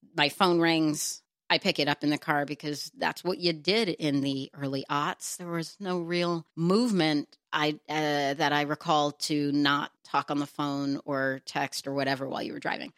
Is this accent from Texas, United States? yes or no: yes; Texas, United States; moved away; also born or lived in New York / Los Angeles; I'm from Texas